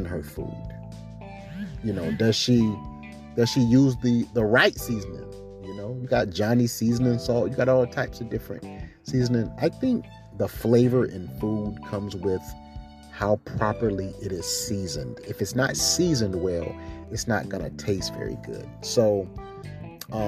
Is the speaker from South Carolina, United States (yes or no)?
yes; South Carolina, United States; born or raised there